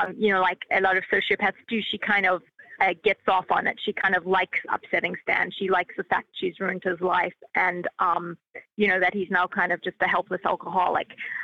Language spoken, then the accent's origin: English; Australia; I'm from Australia.